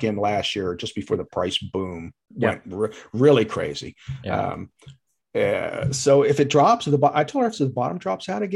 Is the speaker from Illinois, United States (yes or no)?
no; Pomona, New Jersey, United States; also born or lived in Texas / Florida; I grew up not far from here. We moved from Texas when I was six, and I lived in Pomona, which is about maybe 12 miles west of here